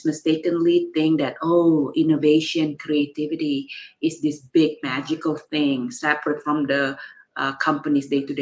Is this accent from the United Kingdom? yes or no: no; Jakarta, Indonesia; now in San Francisco, United States; I was from Jakarta, Indonesia. I, you know, was born and grew up in Indonesia.